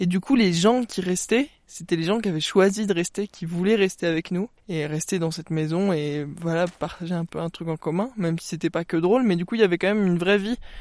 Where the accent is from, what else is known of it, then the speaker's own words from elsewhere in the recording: Briançon, Provence-Alpes-Côte d'Azur, France; J'ai grandi à Briançon